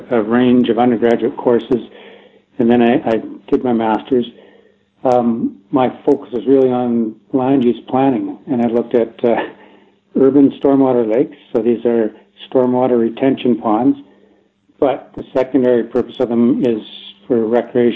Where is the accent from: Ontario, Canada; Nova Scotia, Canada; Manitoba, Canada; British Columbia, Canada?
Manitoba, Canada; Minnedosa; now in Alberta, Canada; I grew up in Manitoba in a fairly small town called Minnedosa, which is just north of Brandon.